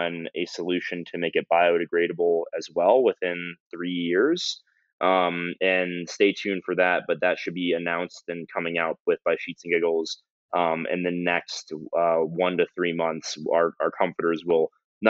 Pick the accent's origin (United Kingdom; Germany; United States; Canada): United States; I'm an American consumer.